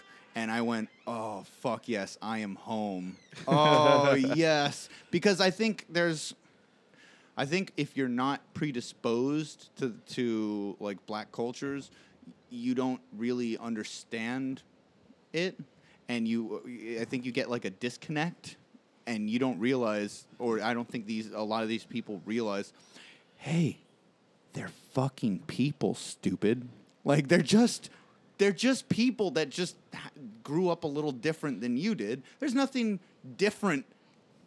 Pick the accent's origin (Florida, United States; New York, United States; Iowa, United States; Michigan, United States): Florida, United States; Margate; I was raised in South Florida